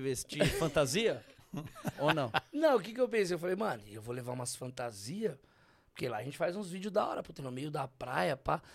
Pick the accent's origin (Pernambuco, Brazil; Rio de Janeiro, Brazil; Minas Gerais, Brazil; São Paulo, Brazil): São Paulo, Brazil; Eu sou da quebrada de São Paulo